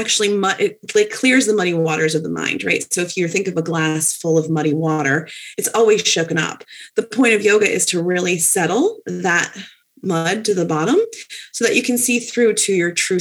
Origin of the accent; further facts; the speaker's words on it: Westfield, Massachusetts, United States; moved away as an adult; also born or lived in South Hadley, Massachusetts; I move up to Massachusetts, where I'm originally from. I'm originally from Westfield, and moved to South Hadley